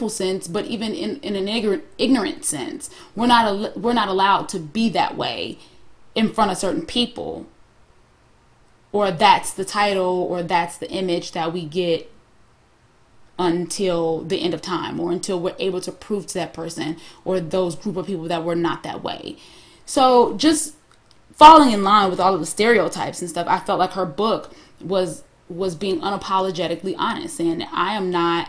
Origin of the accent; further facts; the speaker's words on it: Harvey, Illinois, United States; I'm from the hood. I'm from Harvey, Illinois